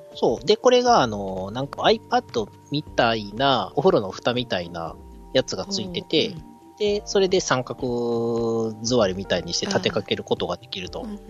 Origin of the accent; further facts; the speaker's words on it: Awaji Island, Hyogo, Japan; moved away; うちの実家でも、淡路の3年トラフグとか売ってます